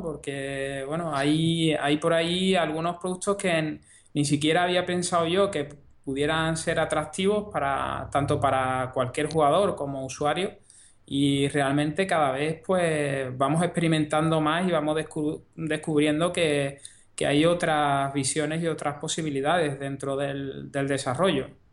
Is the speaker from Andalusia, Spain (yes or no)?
yes; Andalusia, Spain; yo soy andaluz